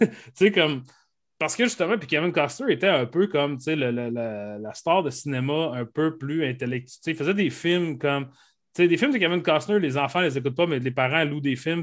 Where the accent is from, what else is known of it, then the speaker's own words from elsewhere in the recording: Saguenay, Quebec, Canada; dans mon village natal d'Arvida, au Saguenay